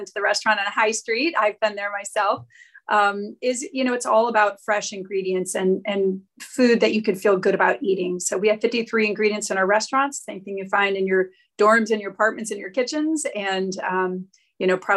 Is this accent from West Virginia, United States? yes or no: no; Cleveland, Ohio, United States; I'm actually from Ohio originally. I was born and raised in Cleveland, Ohio